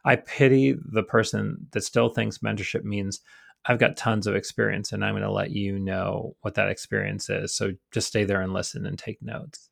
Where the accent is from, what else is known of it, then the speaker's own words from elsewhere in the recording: Rochester, New York, United States; accent: Rochester; I try to remove the Rochester accent as much as possible.